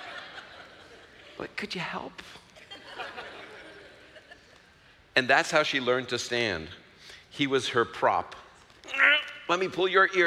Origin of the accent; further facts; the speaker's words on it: New York City, New York, United States; I'm from Brooklyn